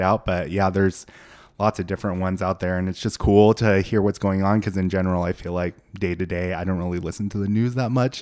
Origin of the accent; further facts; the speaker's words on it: Boise, Idaho, United States; also born or lived in Seoul, South Korea; I grew up in Boise